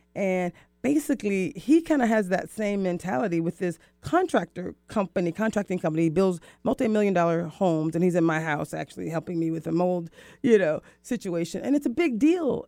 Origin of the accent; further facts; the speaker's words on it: the South, United States; I'm from the South, so that's how we speak